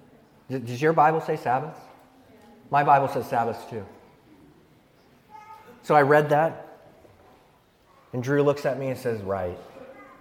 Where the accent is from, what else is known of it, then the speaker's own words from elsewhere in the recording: San Luis Obispo, California, United States; I'm from San Luis Obispo, California, and I'm here studying cello performance